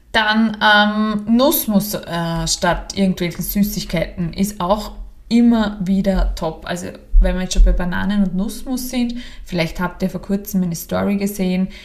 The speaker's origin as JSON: {"language": "German", "country": "Austria", "said": "bei uns in Österreich"}